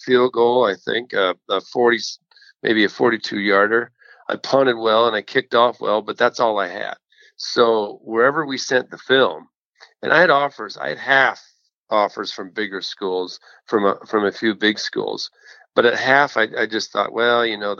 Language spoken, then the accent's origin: English; Oakville, Ontario, Canada; moved away as an adult; also born or lived in Buffalo, United States / Tampa, United States; now in Florida, United States; I grew up in Oakville, Ontario, just outside of Toronto.